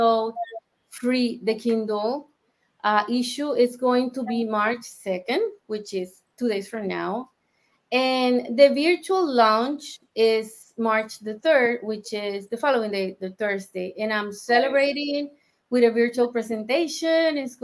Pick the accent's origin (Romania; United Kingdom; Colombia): Colombia; moved away; I am originally from Colombia.